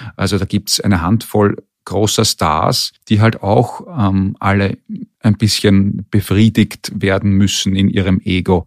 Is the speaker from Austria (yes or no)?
yes; Austria; als Österreicher